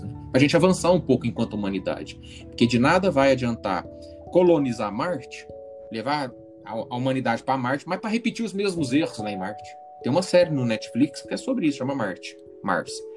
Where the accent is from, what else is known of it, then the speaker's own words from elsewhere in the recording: Uberlândia, Minas Gerais, Brazil; eu não sou do Rio, não sou carioca, eu sou do interior de Minas Gerais, interiorzão mesmo, Uberlândia.